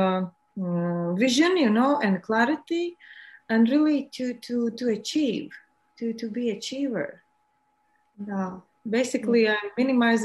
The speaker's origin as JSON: {"language": "English", "country": "Latvia", "said": "I'm from Latvia. It's in Europe."}